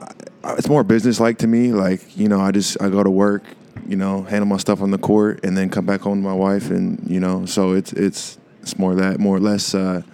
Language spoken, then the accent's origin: English; Washington, United States; Washington State.